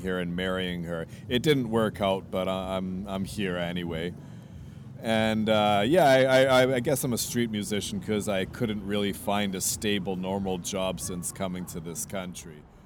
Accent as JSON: {"language": "English", "town": "Vancouver", "region": "British Columbia", "country": "Canada", "tie": "born or raised there", "also_born_or_lived": "Montreal, Canada / United States / India", "moved": "yes", "lives_now": "Crete, Greece", "said": "I'm from Canada. I was uh, born in Canada, born in Montreal, raised in Vancouver."}